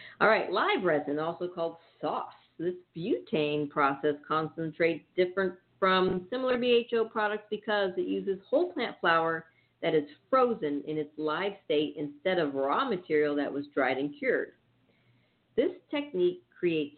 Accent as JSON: {"language": "English", "region": "Northern California", "country": "United States", "said": "I'm from Northern California"}